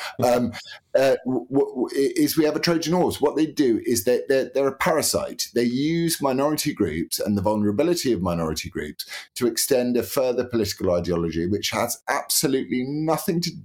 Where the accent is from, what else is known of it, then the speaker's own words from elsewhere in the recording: United Kingdom; as British people